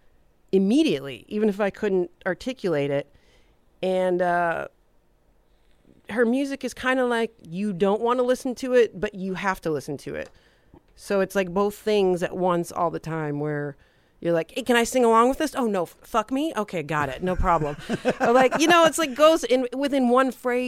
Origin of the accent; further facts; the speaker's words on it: Detroit, Michigan, United States; moved away; also born or lived in Hollywood; growing up in Detroit